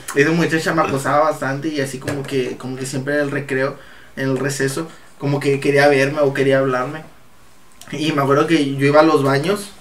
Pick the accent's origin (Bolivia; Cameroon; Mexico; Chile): Mexico; Reynosa, Tamaulipas; nosotros somos de Reynosa y aquí en Reynosa Ah, llega a hacer mucho calor